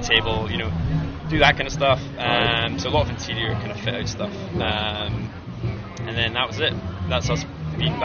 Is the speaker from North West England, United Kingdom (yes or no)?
no; Aberdeen, Scotland, United Kingdom; moved away as an adult; I'm from Aberdeen originally. I moved around a little bit, but now I'm back here